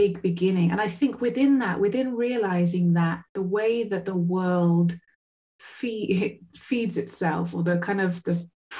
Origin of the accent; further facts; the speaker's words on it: Glastonbury, South West England, United Kingdom; now in Portugal; when I was a little girl growing up in Somerset